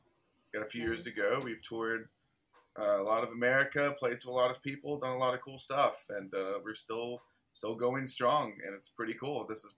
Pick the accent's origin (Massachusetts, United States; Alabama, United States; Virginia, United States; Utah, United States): Alabama, United States; I grew up in Alabama